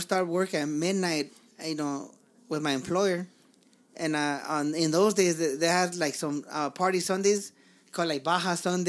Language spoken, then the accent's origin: English; Los Angeles, California, United States; I grew up in East LA.